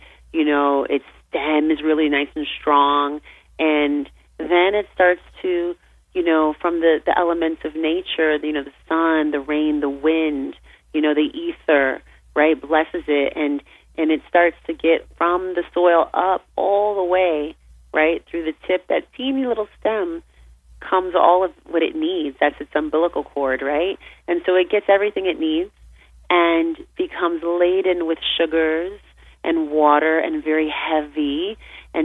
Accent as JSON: {"language": "English", "region": "California", "country": "United States", "tie": "born or raised there", "said": "I grew up in California, and I grew up surrounded by, you know, the beautiful ambient landscape"}